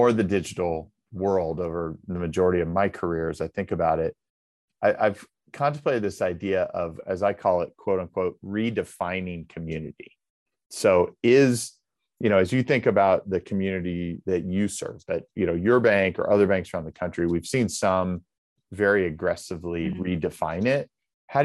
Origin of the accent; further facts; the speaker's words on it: Indiana, United States; the community bank in my hometown in Indiana